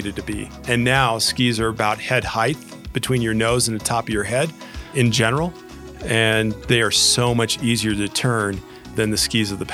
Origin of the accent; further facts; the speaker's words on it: Southern California, United States; I grew up in Southern California